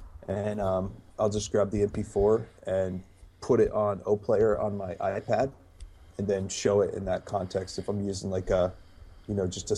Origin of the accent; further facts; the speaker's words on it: Japan; I remember when I was a missionary kid in Japan, I grew up in Japan, my parents were missionaries there.